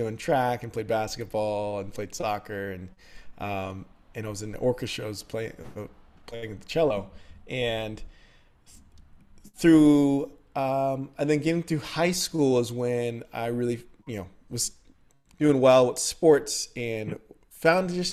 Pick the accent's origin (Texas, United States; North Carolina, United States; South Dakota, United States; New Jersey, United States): Texas, United States; San Antonio; moved away as an adult; also born or lived in Dallas, Texas / Houston, Texas; now in Nashville, United States; grew up in San Antonio, Texas